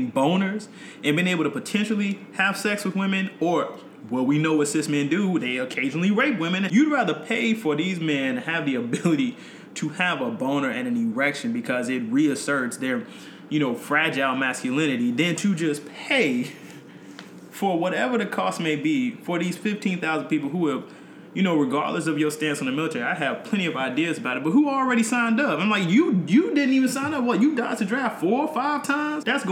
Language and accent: English; North Carolina, United States; moved away as an adult; I grew up in North Carolina